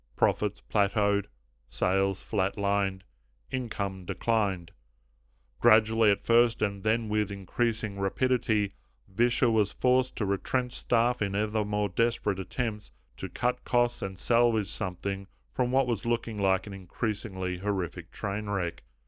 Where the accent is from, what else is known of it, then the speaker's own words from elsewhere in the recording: Melbourne, Victoria, Australia; here in my hometown of Melbourne